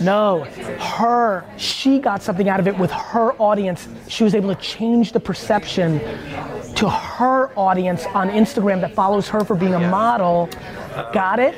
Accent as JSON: {"language": "English", "town": "Edison", "region": "New Jersey", "country": "United States", "tie": "born or raised there", "said": "I grew up in Edison, New Jersey, where all my best friends were Indian immigrants"}